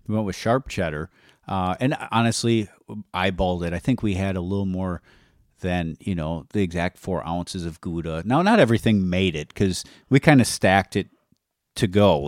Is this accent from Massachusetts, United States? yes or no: no; Wisconsin, United States; we're from Wisconsin